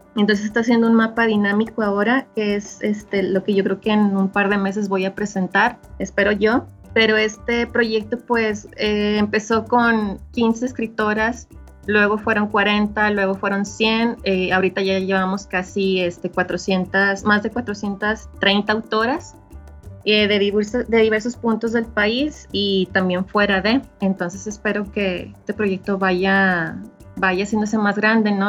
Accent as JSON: {"language": "Spanish", "town": "Ciudad Juárez", "region": "Chihuahua", "country": "Mexico", "tie": "born or raised there", "moved": "yes", "lives_now": "Saltillo, Mexico", "said": "nací en Ciudad Juárez, Chihuahua y ahorita estoy radicando en Saltillo, Coahuila. Ya tengo un buen tiempo viviendo acá."}